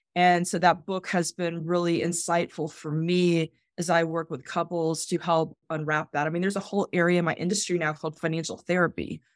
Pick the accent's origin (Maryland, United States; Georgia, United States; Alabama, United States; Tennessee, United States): Georgia, United States; Atlanta; I grew up in Atlanta. I grew up in East Cobb County, went to Lassiter High School